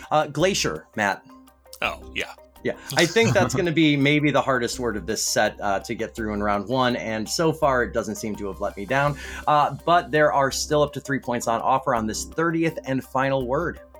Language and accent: English; United Kingdom; I will remind you I'm British.